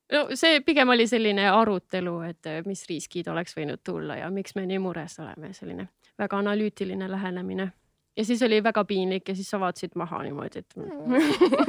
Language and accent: Estonian; Tallinn, Harju County, Estonia; olen üles kasvanud Lasnamäel